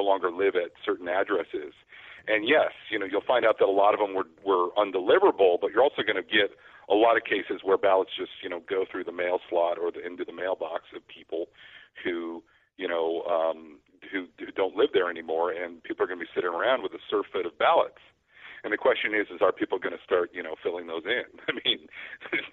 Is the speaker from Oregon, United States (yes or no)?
yes; Oregon, United States; moved away; I'm originally from Oregon